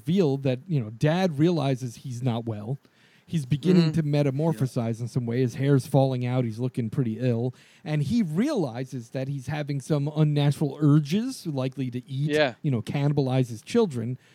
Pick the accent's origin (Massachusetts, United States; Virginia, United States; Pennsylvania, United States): Pennsylvania, United States; Jim Thorpe; also born or lived in Lehighton, Pennsylvania; The towns I grew up in, like Jim Thorpe and Lehighton and those areas